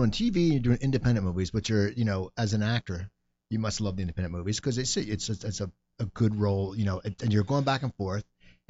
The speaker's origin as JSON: {"language": "English", "town": "Cherry Hill", "region": "New Jersey", "country": "United States", "tie": "born or raised there", "said": "And Clean and Sober was shot in a condominium complex called Chanticleer in my hometown of Cherry Hill."}